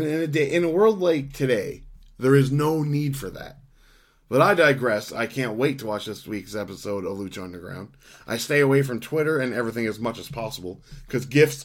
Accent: Canada; We're from Canada, in a part where we don't get El Rey.

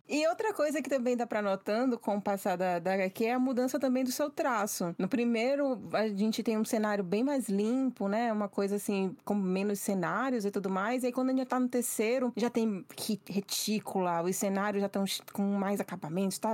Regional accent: Northeast Brazil, Brazil; eu sou do Nordeste, mas acho que como eu sou muito capital

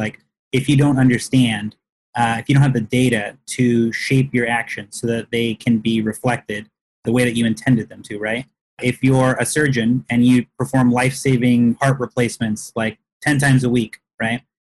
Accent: Texas, United States; I grew up in Texas

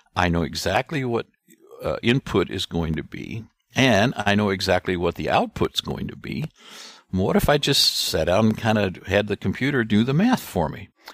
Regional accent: Gumbo, Missouri, United States; I was born and raised in Gumbo, Missouri

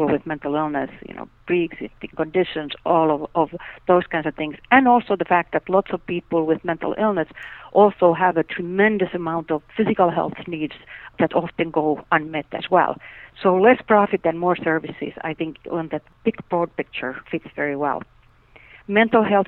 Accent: Finland; moved away; I grew up in Finland

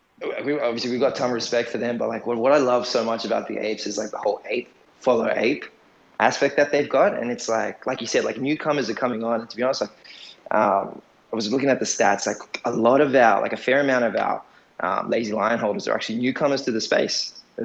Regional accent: Australia; I'm Australian. Our background, heritage is Assyrian

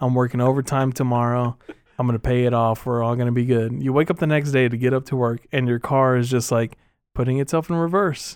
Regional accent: Texas, United States; As a Texan myself

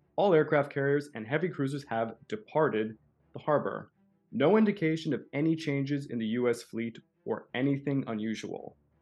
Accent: Canada; I'm a Canadian

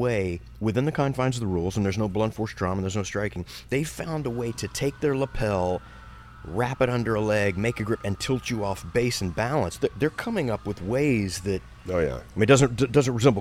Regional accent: Texas, United States; growing up in Texas on the football field

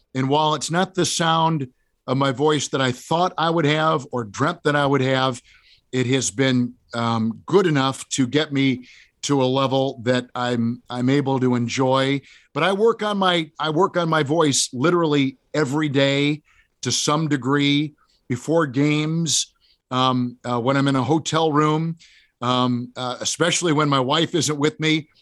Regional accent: Green Bay, Wisconsin, United States; I grew up in Green Bay

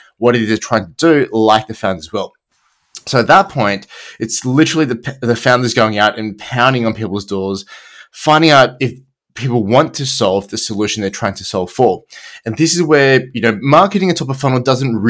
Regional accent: Australia; accent: Australian; I'm Australian

